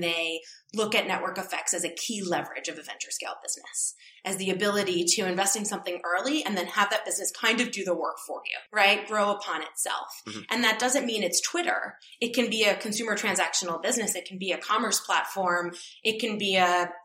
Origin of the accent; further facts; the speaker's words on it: New York City, New York, United States; moved away; It's my hometown